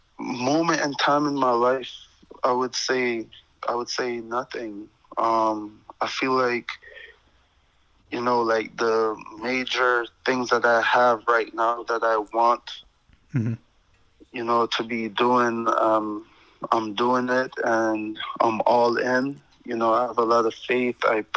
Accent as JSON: {"language": "English", "country": "Jamaica", "tie": "born there", "said": "That meant a lot to me because, you know, I was born in Jamaica. I'm very proud of that."}